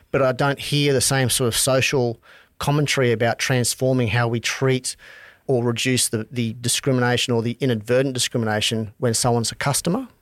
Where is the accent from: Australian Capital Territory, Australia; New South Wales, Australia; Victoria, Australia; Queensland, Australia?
Queensland, Australia; Charters Towers; also born or lived in Townsville; Born in Townsville, grew up in Outback Charters Towers